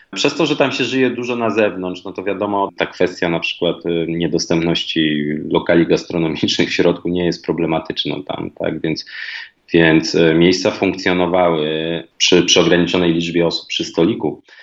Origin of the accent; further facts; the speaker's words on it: Warsaw, Masovian Voivodeship, Poland; moved away as an adult; also born or lived in Fuerteventura; jednak wychowałem się w Warszawie, mieszkałem w Warszawie, to jest moje naturalne środowisko